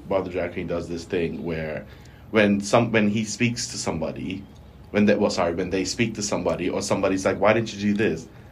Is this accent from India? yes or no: no; Bermuda; accent: Bermudian; a Bermudian accent.